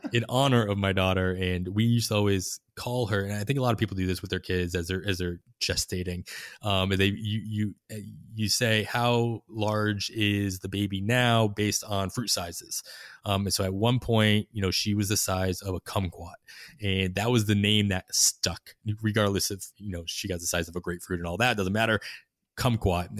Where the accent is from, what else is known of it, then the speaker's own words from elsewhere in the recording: Boston, Massachusetts, United States; moved away as an adult; also born or lived in Clearwater, Florida; now in Oakland, United States; growing up in Massachusetts and Boston